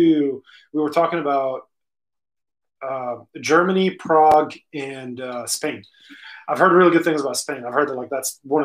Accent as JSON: {"language": "English", "country": "Lebanon", "moved": "yes", "said": "I'm from Lebanon, and I don't even feel very safe in being in Lebanon"}